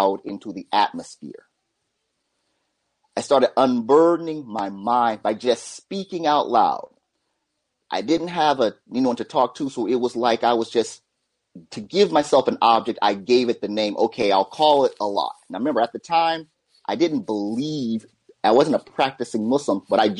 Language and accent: English; Phoenix, Arizona, United States; moved away as an adult; now in Japan; it sent me back home to Phoenix